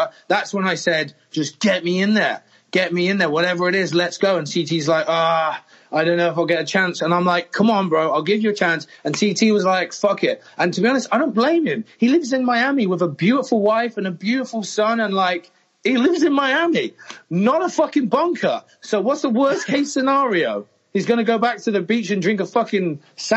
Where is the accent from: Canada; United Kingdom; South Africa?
United Kingdom; England; I'm English